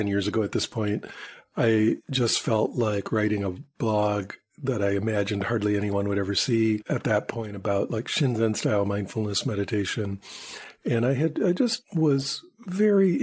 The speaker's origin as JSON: {"language": "English", "region": "Michigan", "country": "United States", "tie": "born or raised there", "moved": "yes", "said": "I am from Michigan, and back when I lived there, especially, you know, this is like when I was a little kid"}